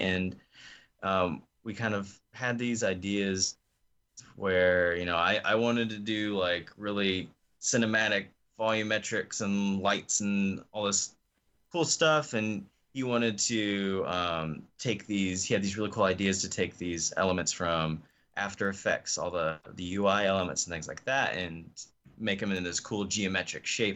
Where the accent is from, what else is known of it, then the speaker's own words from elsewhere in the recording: Osage Beach, Missouri, United States; moved away; also born or lived in North Carolina; I grew up in a place called Osage Beach, Missouri.